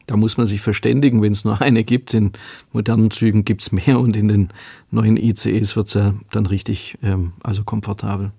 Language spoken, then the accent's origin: German; Horb am Neckar, Baden-Württemberg, Germany; accent: Swabian; in meiner Heimatstadt Horb am Neckar, in der ich Oberbürgermeister war